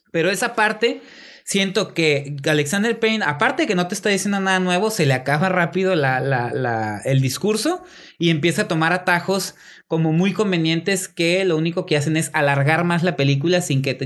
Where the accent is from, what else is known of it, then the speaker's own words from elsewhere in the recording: Mexico; yo como mexicano veo películas mexicanas